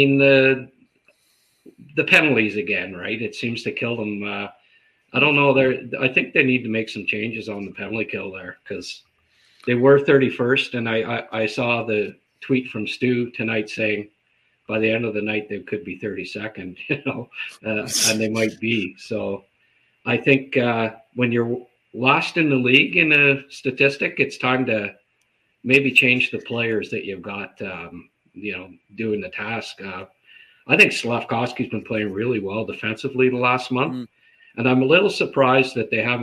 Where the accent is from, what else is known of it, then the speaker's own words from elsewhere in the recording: Renfrew, Ontario, Canada; I grew up in Renfrew, and it's, you know, Valley towns, right? Ottawa Valley